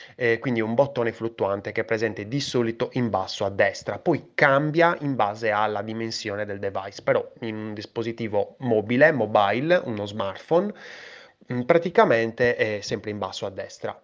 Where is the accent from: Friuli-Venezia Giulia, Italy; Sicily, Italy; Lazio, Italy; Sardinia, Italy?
Sardinia, Italy; io sono sardo